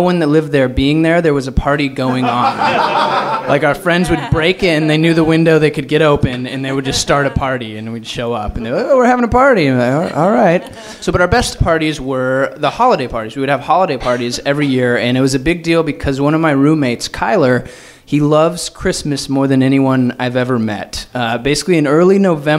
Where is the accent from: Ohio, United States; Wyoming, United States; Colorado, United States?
Colorado, United States; Fort Collins; moved away as an adult; now in Los Angeles, United States; I moved home to my hometown in Fort Collins, Colorado